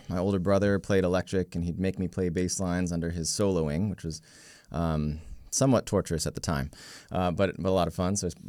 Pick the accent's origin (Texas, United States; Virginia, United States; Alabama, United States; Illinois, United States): Virginia, United States; now in Baltimore, United States; Yeah, I was raised in Northern Virginia. We had moved around the world before that, but Northern Virginia is where I was, and I've been living here in Baltimore-ish for the last 9 years or so.